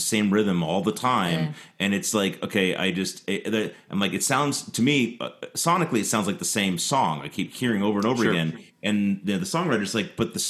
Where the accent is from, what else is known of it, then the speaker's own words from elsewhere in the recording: New York, New Jersey, Philadelphia area, Northeast, United States; moved away; I'm from the Northeast. From the New York, New Jersey, Philly area.